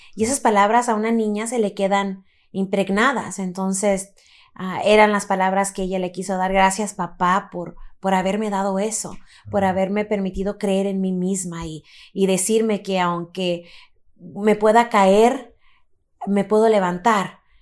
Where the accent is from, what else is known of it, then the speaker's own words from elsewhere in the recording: Los Angeles, California, United States; Nací en Los Ángeles, California, muy cerquitas de aquí.